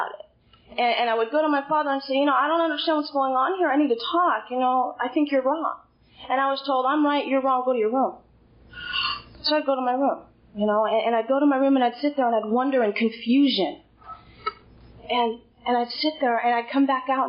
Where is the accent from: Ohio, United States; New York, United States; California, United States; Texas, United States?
California, United States; Hollister; I'm actually from Hollister